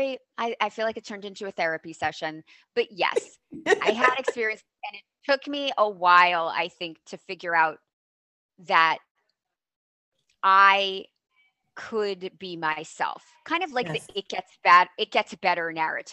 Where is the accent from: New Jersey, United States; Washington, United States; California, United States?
New Jersey, United States; moved away; I grew up in New Jersey and on the East Coast